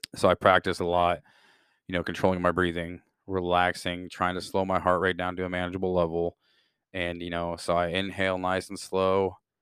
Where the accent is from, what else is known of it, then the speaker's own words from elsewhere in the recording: Midwest, United States; born and raised in the Midwest